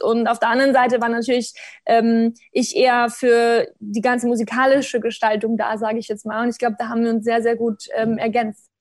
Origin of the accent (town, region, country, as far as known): Bavaria, Germany; born or raised there; moved away